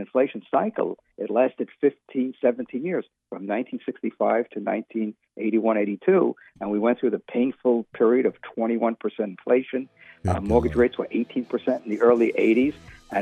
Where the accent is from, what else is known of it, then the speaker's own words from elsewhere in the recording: New York City, New York, United States; When I was growing up in the United States, in New York City in the 1950s and 60s